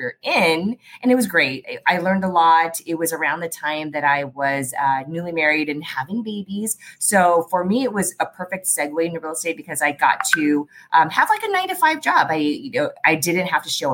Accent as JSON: {"language": "English", "town": "San Diego", "region": "California", "country": "United States", "tie": "born or raised there", "also_born_or_lived": "Philadelphia", "said": "I grew up down in Southeast San Diego, graduated from Morris High School."}